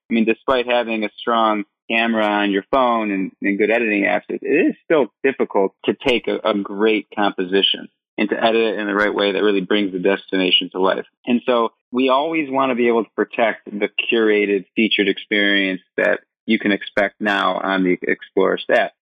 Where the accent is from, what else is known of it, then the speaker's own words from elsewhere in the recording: Michigan, United States; moved away as an adult; also born or lived in Vietnam; I grew up in Michigan went to the University of Michigan, Go Blue